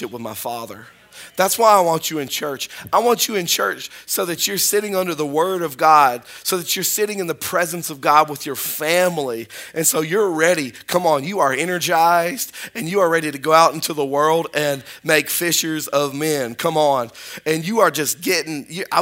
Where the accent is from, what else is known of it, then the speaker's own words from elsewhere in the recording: Spring Hill, United States; now in North Webster, United States; I'm from Spring Hill